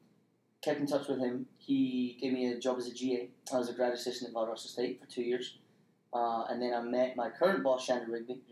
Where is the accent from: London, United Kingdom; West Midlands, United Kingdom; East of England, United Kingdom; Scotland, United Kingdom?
Scotland, United Kingdom; moved away as an adult; also born or lived in Spain; now in Troy, United States; I'm from Scotland.